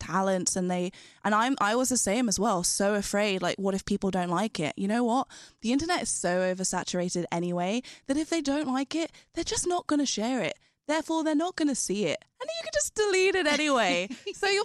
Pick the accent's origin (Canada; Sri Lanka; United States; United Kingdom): United Kingdom; London; I grew up in London.